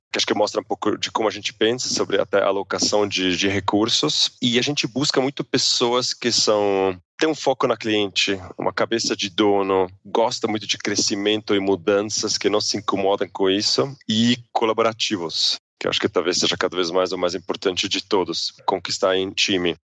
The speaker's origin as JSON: {"language": "Portuguese", "region": "Zurich", "country": "Switzerland", "tie": "born or raised there", "also_born_or_lived": "United States / England / New York", "second_language": "Portuguese", "moved": "as an adult", "lives_now": "Brazil", "said": "sou suíço, sou de Zurique"}